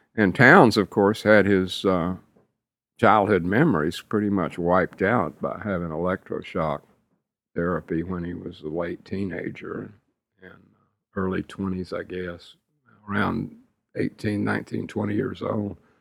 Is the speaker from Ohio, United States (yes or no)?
no; West University Place, Texas, United States; We grew up in West University Place, which today is very, very hoity-toity, but back then it was a simple little post-war community